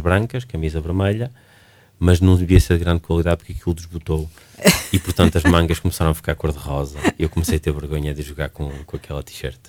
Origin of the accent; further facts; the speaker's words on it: Barcelos, Braga, Portugal; now in Braga, Portugal; Eu sou de Barcelos, sou barcelense